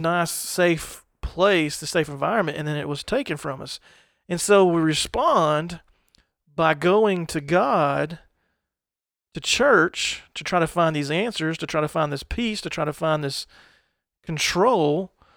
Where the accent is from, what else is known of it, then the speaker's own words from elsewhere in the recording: United States; growing up in the United States